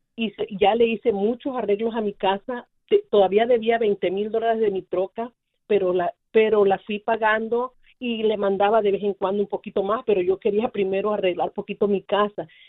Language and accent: Spanish; Guerrero, Mexico; Yo soy de Guerrero, México